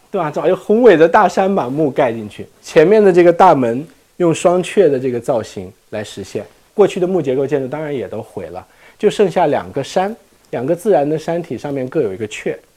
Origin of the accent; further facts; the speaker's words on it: China; 我们中国人